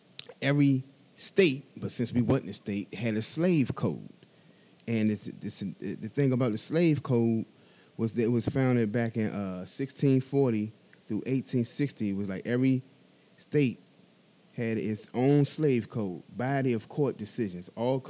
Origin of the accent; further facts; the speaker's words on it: Washington, District of Columbia, United States; me being a resident of Washington, D.C.